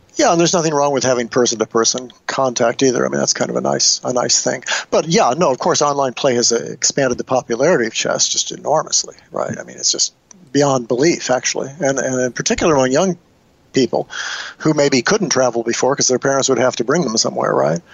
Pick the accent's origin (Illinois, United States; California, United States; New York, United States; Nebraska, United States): Nebraska, United States; when I was growing up in Nebraska